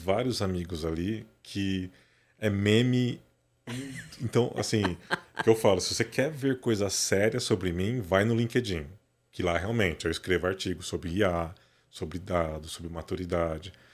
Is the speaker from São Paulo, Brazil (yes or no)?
yes; Matão, São Paulo, Brazil; moved away as an adult; Eu nasci em São Paulo, né? Nasci aqui no Cambuci, mas com 8, 9, 9 anos de idade, meu pai foi transferido para o interior para abrir a polícia lá em Matão